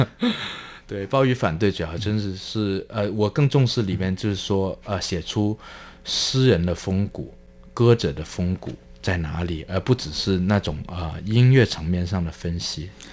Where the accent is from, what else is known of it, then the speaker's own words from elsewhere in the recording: Guangdong, China; moved away as an adult; also born or lived in Hong Kong; now in Taiwan; 我所来自的中国大陆